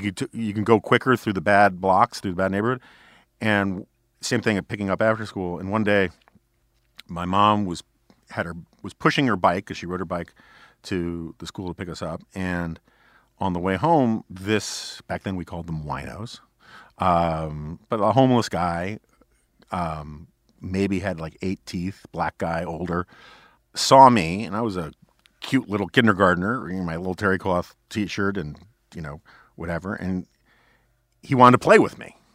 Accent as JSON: {"language": "English", "town": "New York City", "region": "New York", "country": "United States", "tie": "born or raised there", "said": "growing up in New York City on the Upper West Side"}